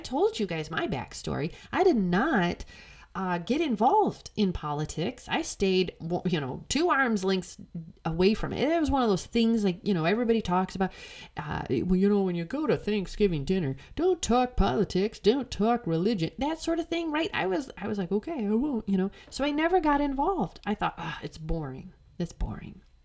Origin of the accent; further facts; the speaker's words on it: Illinois, United States; I'm from Illinois